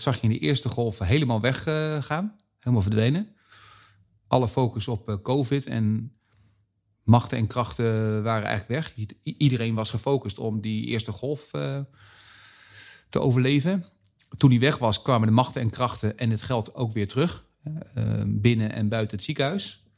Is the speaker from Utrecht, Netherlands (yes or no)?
yes; Zeist, Utrecht, Netherlands; We zitten nu in Utrecht en ik kom uit Zeist. Dus ik zit vlakbij mijn geboorteplaats